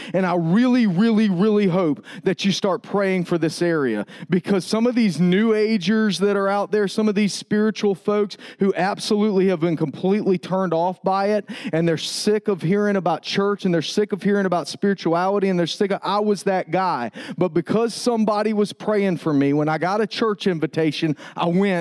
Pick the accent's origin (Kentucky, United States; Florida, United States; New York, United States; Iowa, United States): Florida, United States; Tallahassee; moved away; I grew up in Tallahassee, Florida